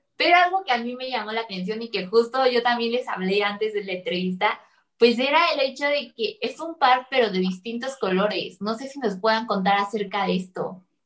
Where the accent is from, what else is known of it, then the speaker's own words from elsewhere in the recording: Mexico; uno como mexicano